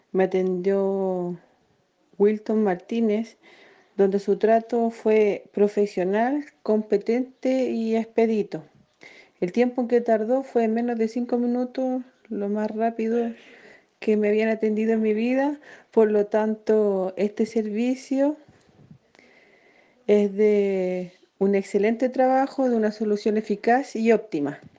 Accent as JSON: {"language": "Spanish", "country": "Chile", "said": "soy del país de Chile."}